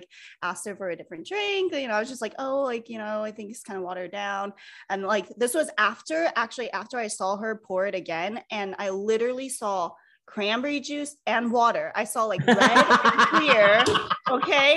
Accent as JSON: {"language": "English", "country": "United States", "also_born_or_lived": "Los Angeles", "moved": "yes", "lives_now": "New York, United States", "said": "I'm originally from the East Coast, so I'm kind of an East Coast girl at heart, you know, Philly, Philly, Jersey"}